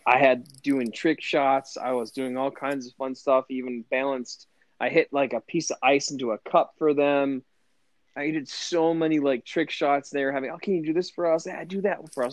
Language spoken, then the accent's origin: English; Lanesborough, Massachusetts, United States; Lanesboro, Mass, really small farm town